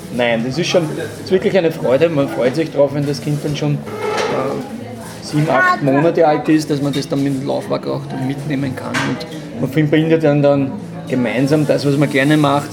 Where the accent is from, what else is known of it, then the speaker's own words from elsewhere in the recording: Traisental near Lilienfeld, Lower Austria, Austria; now in St. Pölten, Austria; Ich bin nicht aus Wien, ich komme aus, äh, aus St. Pölten und ursprünglich aus dem schönen Dreisental bei Lilienfeld